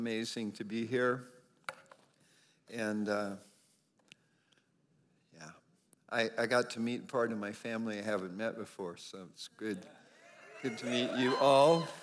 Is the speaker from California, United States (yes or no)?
yes; Northern California, United States; moved away as an adult; also born or lived in Pennsylvania; I grew up in Northern California, and actually, we left there. In 1987 and went to Pennsylvania